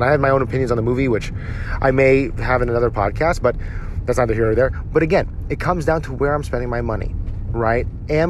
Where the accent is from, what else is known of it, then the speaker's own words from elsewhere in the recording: New Jersey, United States; now in Dallas, United States; my home state of New Jersey, a Filipino-American like myself from my home state of New Jersey.